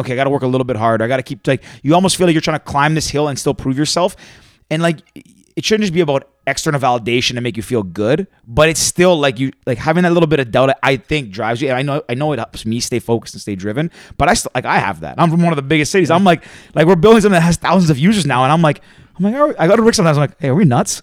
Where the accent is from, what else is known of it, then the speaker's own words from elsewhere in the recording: Toronto, Ontario, Canada; I was born and raised in Toronto. Like, I'm from the big city